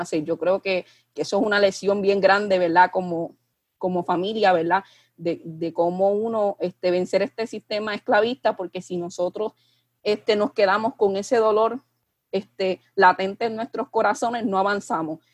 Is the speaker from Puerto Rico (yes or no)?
yes; Puerto Rico; mirarnos como, como puertorriqueños